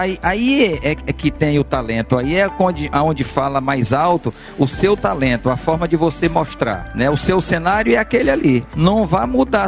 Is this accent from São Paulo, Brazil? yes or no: no; Picos, Piauí, Brazil; born or raised there; moved away as an adult